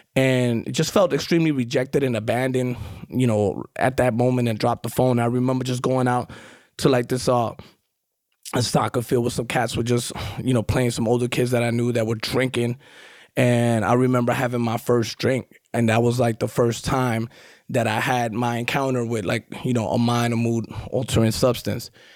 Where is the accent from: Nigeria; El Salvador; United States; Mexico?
United States; New York City, New York; accent: New York; also born or lived in Guatemala; grew up in Queens, Far Rockaway